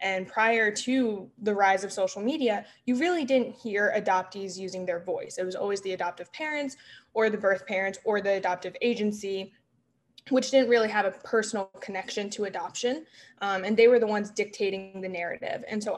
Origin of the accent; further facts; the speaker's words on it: Memphis, Tennessee, United States; I spent most of my life moving around the US, but really I call Memphis, Tennessee, my hometown.